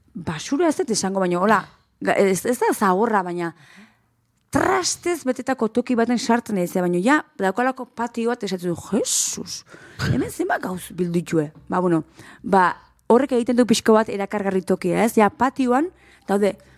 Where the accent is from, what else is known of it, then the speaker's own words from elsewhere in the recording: Berrobi, Basque Country, Spain; txikitan guri eh, berrobiko eskolan maizuk ipuinak irakurtu zizkeun